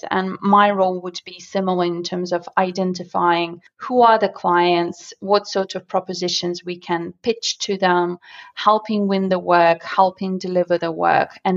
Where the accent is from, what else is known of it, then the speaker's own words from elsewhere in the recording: Moscow, Russia; English is a second language; moved away; I am from Russia, and I used to live in a smaller area called Solntsevo, which is in Moscow